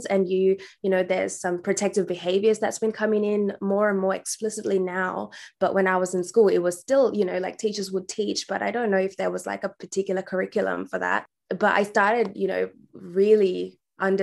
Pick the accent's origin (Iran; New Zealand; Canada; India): India; now in Western Australia, Australia; I was born in India, and I was born in a predominantly female household. So I grew up with my aunties and grandparents